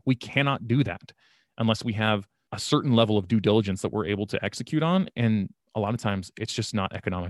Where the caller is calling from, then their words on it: Sacramento, California, United States; I'm here from Sacramento, California here.